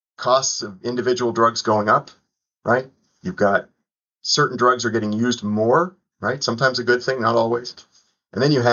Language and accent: English; Toronto, Ontario, Canada; moved away as an adult; also born or lived in Southeastern United States; now in United States; Toronto where I grew up